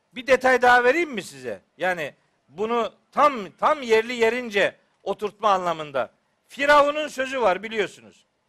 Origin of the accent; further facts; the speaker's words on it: Çaykara, Trabzon, Turkey; ben Trabzonluyum biliyorsunuz elhamdülillah. Bizim Çaykara'da böyle vaaz etmek kolay iş değil